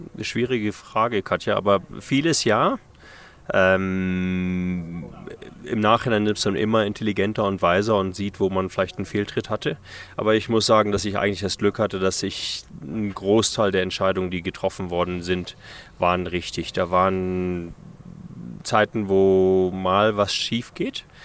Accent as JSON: {"language": "German", "country": "Namibia", "also_born_or_lived": "Germany", "said": "das ist auf jeden Fall meine Heimat hier"}